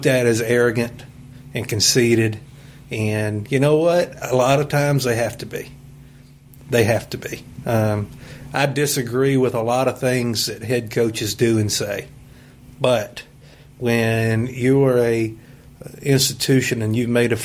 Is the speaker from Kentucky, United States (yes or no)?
yes; Western Kentucky, United States; growing up in Western Kentucky